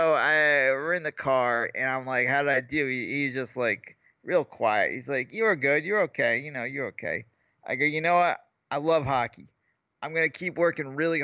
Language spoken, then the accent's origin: English; Northeast, United States; I grew up on the Northeast